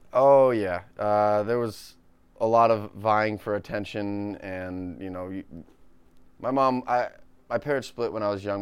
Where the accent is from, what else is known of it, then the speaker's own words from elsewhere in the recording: New Hampshire, United States; moved away as an adult; now in Los Angeles, United States; I love my hometown. It's beautiful.